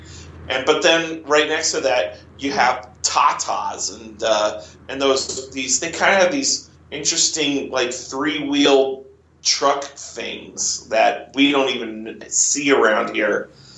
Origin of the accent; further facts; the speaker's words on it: Kansas City, United States; where I grew up in Kansas City